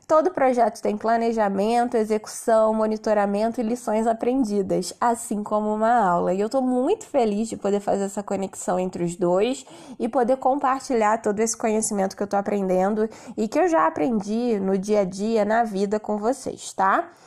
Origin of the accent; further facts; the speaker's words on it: Rio de Janeiro, Brazil; now in Nova Friburgo, Brazil; Eu era do Rio, né? Sou do Rio, mas me mudei para Nova Friburgo por conta de qualidade de vida, buscando mais calma, mais natureza. Então hoje eu moro em Nova Friburgo